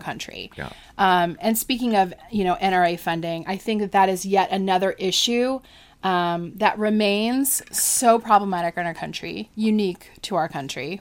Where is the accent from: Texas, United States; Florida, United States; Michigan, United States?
Florida, United States; I'm from Florida